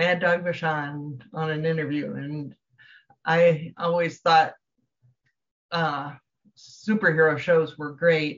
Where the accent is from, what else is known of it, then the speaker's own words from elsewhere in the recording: Davenport, Iowa, United States; I grew up in Davenport, Iowa